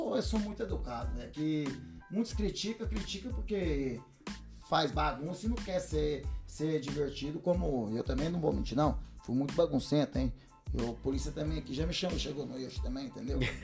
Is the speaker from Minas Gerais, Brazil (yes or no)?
yes; Uberlândia, Minas Gerais, Brazil; moved away as an adult; also born or lived in London; now in Spain; sou de Uberlândia, viu, gente? Uberlândia, Minas Gerais, lá da nossa terrinha